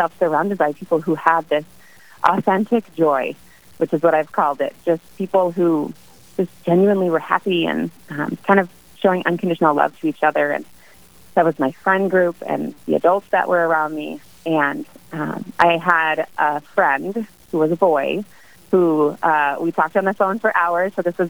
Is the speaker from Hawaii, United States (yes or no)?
yes; Hawaii, United States; born there; now in Wisconsin, United States; I grew up in a military family. We moved a lot. I'm not originally from Wisconsin. I was born in Hawaii. We lived in many states, 10-plus cities